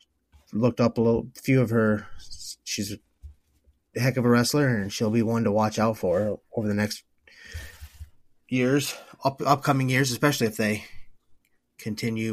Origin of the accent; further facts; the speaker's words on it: Decorah, Iowa, United States; My hometown of Decorah